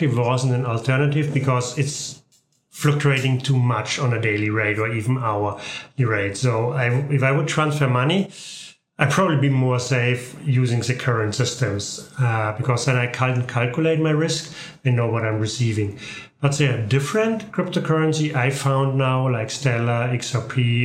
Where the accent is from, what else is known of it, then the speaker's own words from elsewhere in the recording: Germany; moved away as an adult; also born or lived in Canada; now in Moncton, Canada; I'm originally from Germany and moved to Canada in 2018.